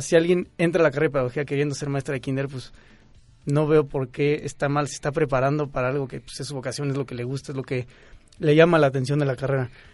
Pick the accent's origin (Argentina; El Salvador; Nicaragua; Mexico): Mexico; Querétaro; now in Mexico City, Mexico; yo soy de Querétaro